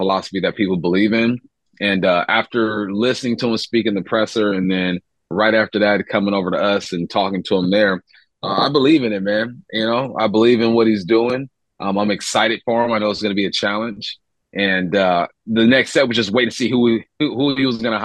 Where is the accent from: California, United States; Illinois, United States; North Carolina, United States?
California, United States; moved away; I'm from California